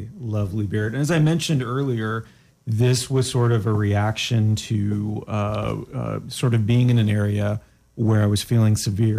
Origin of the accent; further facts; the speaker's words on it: Canada; I'm Canadian, so I don't understand your ways, your American ways.